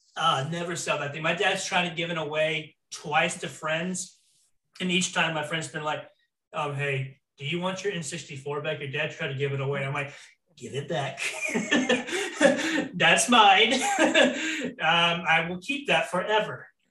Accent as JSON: {"language": "English", "region": "Florida", "country": "United States", "tie": "born or raised there", "said": "I grew up in Florida pretty much my entire life"}